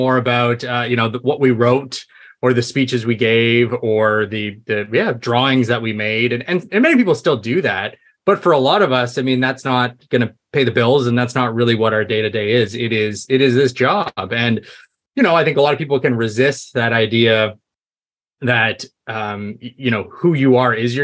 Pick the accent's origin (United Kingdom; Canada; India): Canada; I'm Canadian